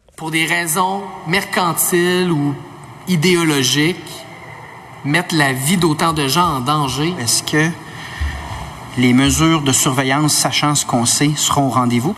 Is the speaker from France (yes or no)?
no; Quebec City, Quebec, Canada; je viens de Québec